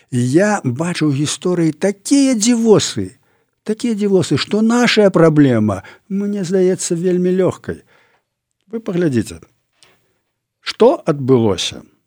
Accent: Belarus; мы беларусы

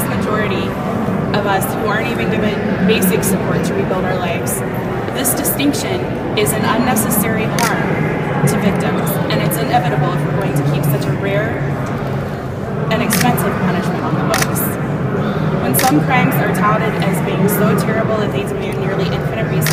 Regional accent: Lincoln, Nebraska, United States; I'm from Lincoln, Nebraska

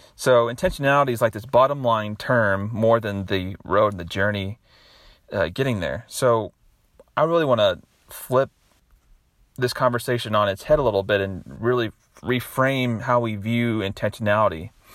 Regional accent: Nashville, Tennessee, United States; my hometown here in Nashville

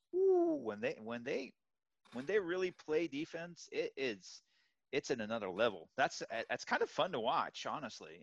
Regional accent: Miami, Florida, United States; moved away; I'm originally from Miami, lived there for 20 years.

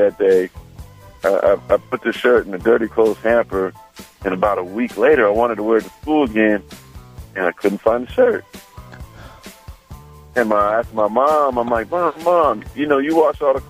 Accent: San Jose, California, United States; I'm growing up in San Jose

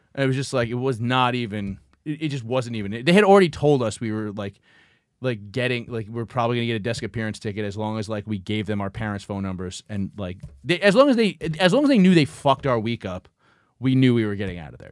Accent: New York City, New York, United States; when you're, like, fifteen growing up in Brooklyn

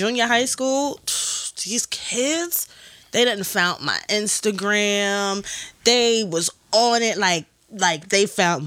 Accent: New York City, New York, United States; I'm still from Brooklyn.

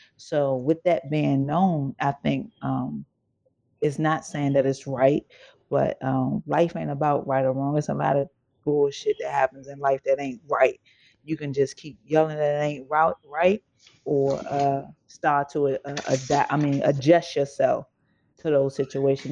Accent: Maryland, United States; I'm from Maryland

